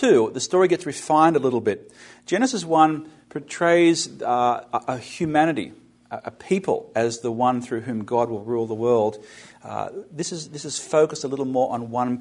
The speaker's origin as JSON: {"language": "English", "country": "Australia", "tie": "born or raised there", "moved": "yes", "lives_now": "United States", "said": "The word that I used growing up in Australia in the British Commonwealth is the word vice-regent."}